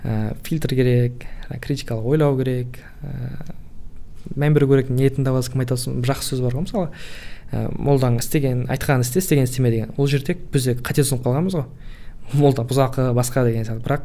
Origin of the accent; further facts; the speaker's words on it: Kogalkol, Kazakhstan; өзім де ә, қоғалкөл деген ауылда негізі сол жақтан туып өскенмін